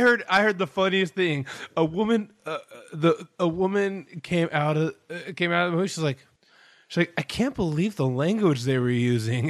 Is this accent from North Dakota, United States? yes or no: no; Sacramento, California, United States; my hometown's not particularly good at basketball